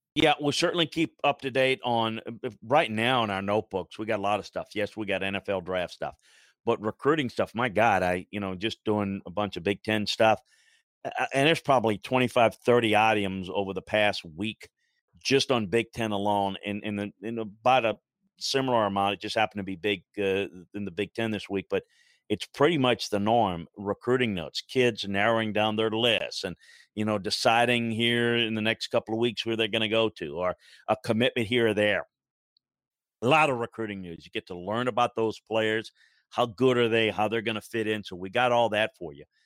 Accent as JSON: {"language": "English", "region": "Deep South", "country": "United States", "tie": "born or raised there", "said": "I grew up in the Deep South"}